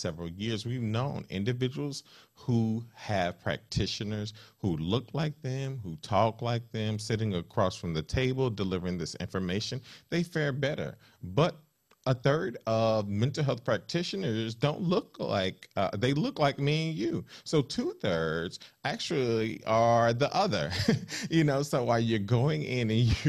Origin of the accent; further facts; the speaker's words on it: the South, United States; I grew up in the South, in Southern Baptist and Apostolic family